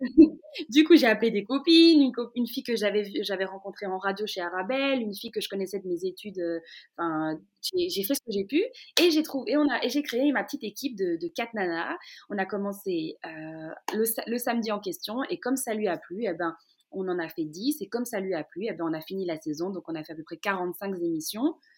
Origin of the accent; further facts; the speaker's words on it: Brussels, Brussels-Capital Region, Belgium; je suis née et j'ai grandi dans la commune d'Ixelles, à, Bruxelles, pas très loin de Matongué